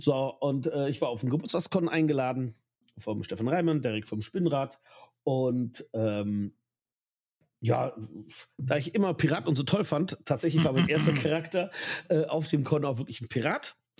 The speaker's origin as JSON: {"language": "German", "area": "Ahr Valley", "region": "Rhineland-Palatinate", "country": "Germany", "said": "ich komme aus dem Ahrtal"}